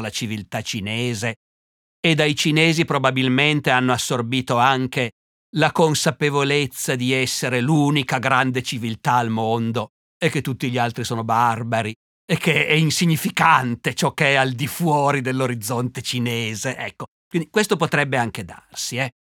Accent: Turin, Piedmont, Italy; io per fortuna sono torinese

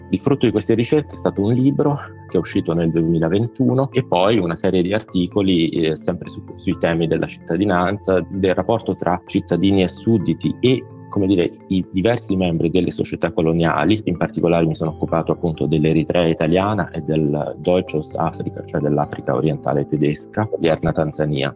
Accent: Benevento, Campania, Italy; moved away as an adult; also born or lived in Naples / Berlin, Germany; now in New York, United States; sono originario di Benevento

